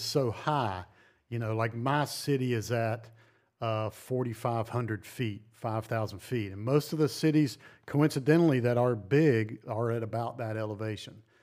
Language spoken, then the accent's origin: English; North Carolina, United States; now in Montana, United States; I grew up on the East Coast in North Carolina